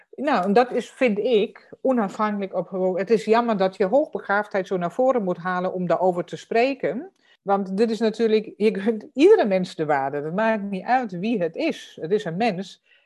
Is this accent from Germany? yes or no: yes; Germany; Dutch is a second language; moved away; voor mij als Duitser